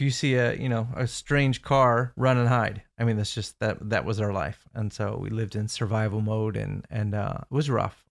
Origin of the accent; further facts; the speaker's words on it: Indiana, United States; moved away as an adult; now in Orlando, United States; I grew up in Indiana as well